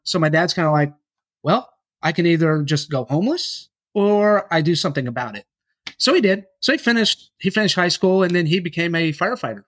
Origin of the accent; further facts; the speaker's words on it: Yukon, Oklahoma, United States; I grew up in Yukon, Oklahoma, and, uh, with my dad